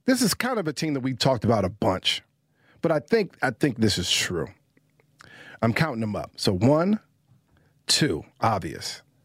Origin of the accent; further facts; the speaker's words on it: Washington, United States; that's my hometown